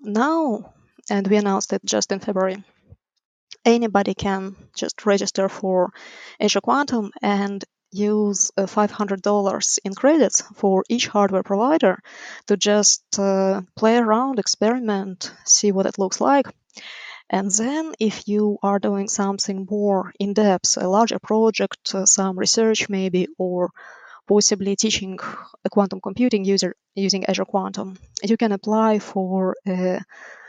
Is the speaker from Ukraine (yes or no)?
yes; Ukraine; moved away as an adult; now in United States; Originally, I'm from Ukraine.